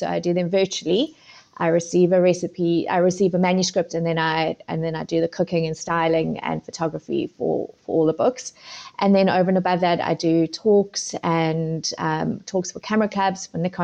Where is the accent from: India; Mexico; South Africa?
South Africa; moved away as an adult; also born or lived in Zimbabwe; now in United Kingdom; moved to South Africa when I was 11.